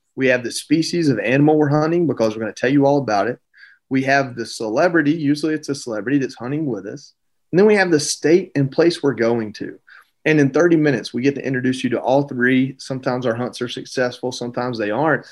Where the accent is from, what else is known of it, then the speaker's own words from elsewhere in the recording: Georgia, United States; I grew up in Georgia